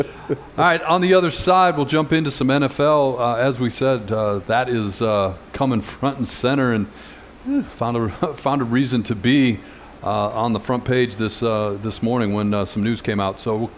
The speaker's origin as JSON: {"language": "English", "town": "Detroit", "region": "Michigan", "country": "United States", "tie": "born or raised there", "said": "I'm from Detroit. I lived through this nonsense."}